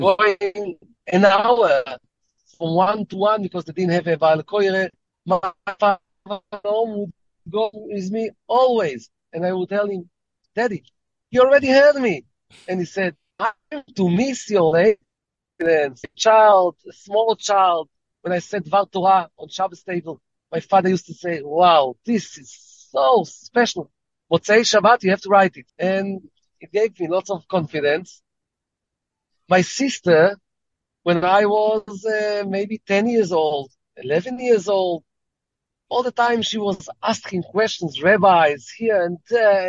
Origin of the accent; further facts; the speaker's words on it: Israel; also born or lived in London; Raised in Israel. I was born by mistake in London